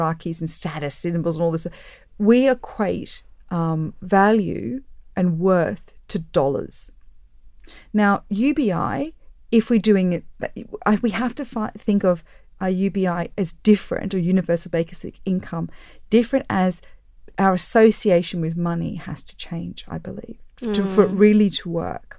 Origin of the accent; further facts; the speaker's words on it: Australia; I'm Australian.